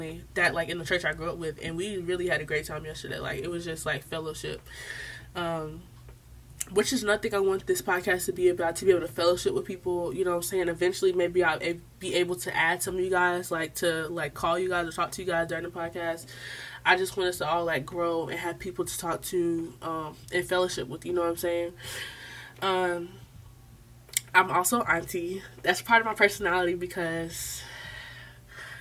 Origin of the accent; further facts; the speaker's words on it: the South, United States; accent: Southern; I'm from the South